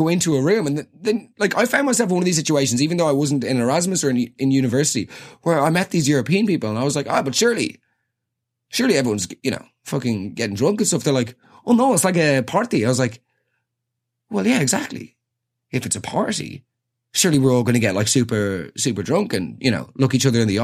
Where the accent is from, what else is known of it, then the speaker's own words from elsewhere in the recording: Ireland; We've all been there as Irish people